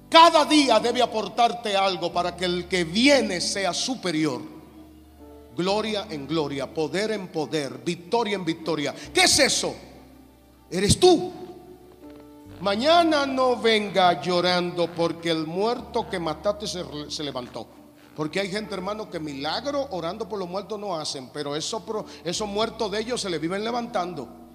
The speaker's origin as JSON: {"language": "Spanish", "country": "Dominican Republic", "said": "yo vengo de República Dominicana con muchísimas limitaciones"}